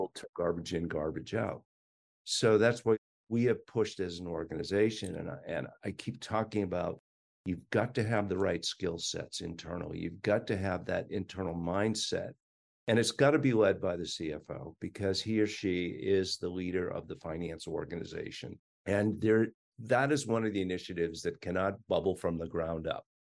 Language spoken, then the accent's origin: English; Boston, Massachusetts, United States; moved away as an adult; also born or lived in Washington, D.C.; I am a Bostonian. I had every intention of going back to Boston